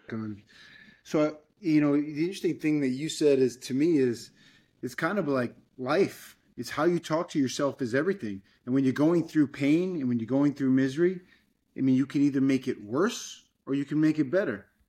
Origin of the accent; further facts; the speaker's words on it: Fall River, Massachusetts, United States; now in Miami, United States; I grew up in Fall River, Massachusetts